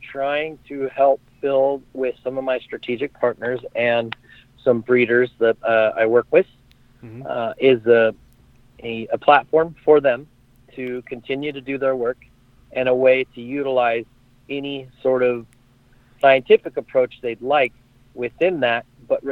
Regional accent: Sacramento, California, United States; a retail license in my hometown in Sacramento

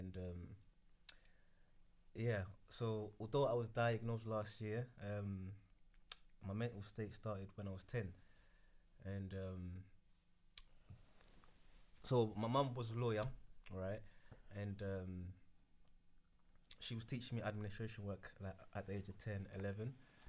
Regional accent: Ghana; Mm-hmm. I speak Ewe, thank you. So Ghana. Yeah, so I'm from Ghana.

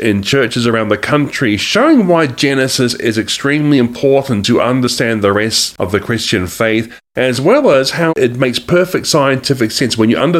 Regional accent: Australia; also born or lived in New Zealand; now in United States; I actually am from Australia and New Zealand. I was a dual national from those countries, but I'm also now an American citizen too, as of September 2019.

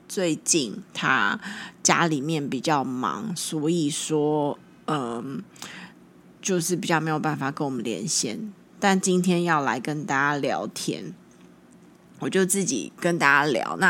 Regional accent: China; 我是大陆人，中国人。

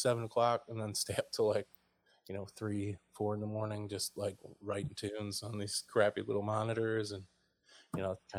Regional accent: Oneida, New York, United States; moved away as an adult; also born or lived in Princeton, New Jersey / Ewing, New Jersey / Trenton, New Jersey; I'm from upstate New York, a town called Oneida near Syracuse

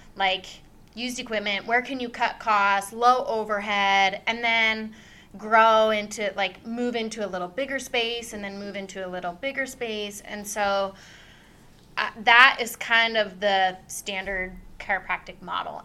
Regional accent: Davenport, Washington, United States; moved away as an adult; also born or lived in California; I grew up in Davenport, small town

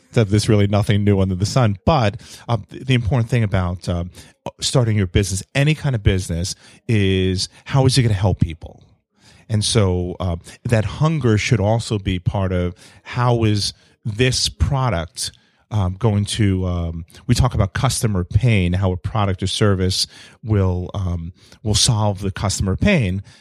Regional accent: New York City, New York, United States; I'm an only child growing up in New York City

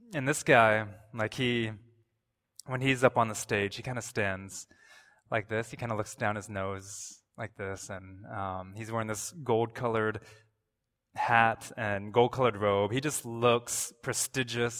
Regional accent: Toronto, Ontario, Canada; I'm from Toronto

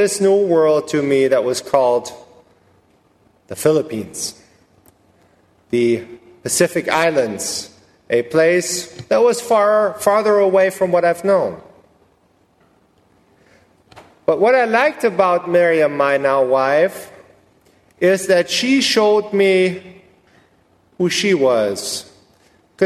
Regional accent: Germany; moved away as an adult; now in Rosenberg, United States; I was born and raised in Germany and came to the U.S. 11 years ago

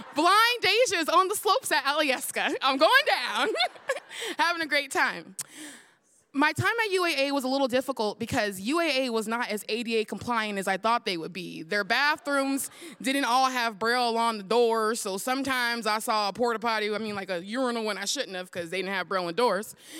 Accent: the Bay Area, California, United States; I'm from the Bay where they hyphy and go dumb

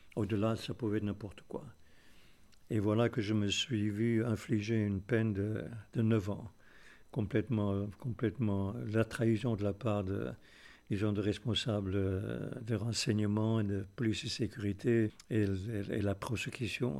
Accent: South Africa; moved away as an adult; J'ai quitté l'Afrique du Sud euh, à peine 20 ans

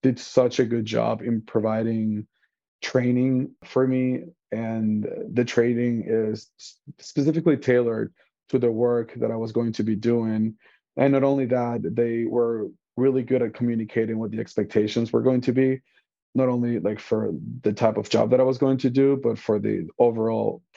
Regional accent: Venezuela; now in Chicago, United States; I am an immigrant. I am originally from Venezuela. I am bilingual. I speak Spanish.

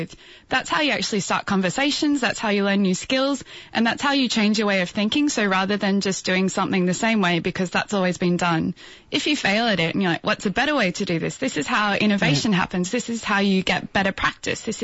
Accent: Brisbane, Queensland, Australia; also born or lived in Indooroopilly; now in Sydney, Australia; I grew up in Bulimba, but then moved across the river to Indooroopilly.

